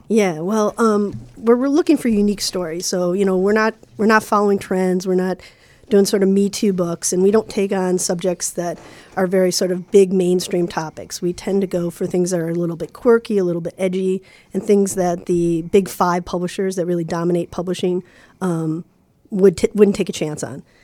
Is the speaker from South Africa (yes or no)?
no; Chicago, Illinois, United States; I grew up in Lincoln Park, in the early seventies.